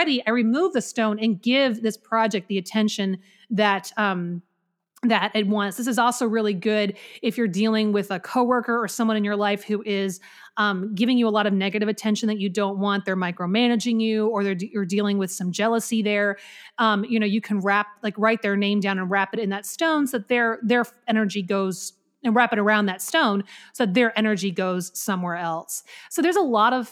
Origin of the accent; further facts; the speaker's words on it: the Carolinas, United States; accent: Southern; my native accent, which is from the Carolinas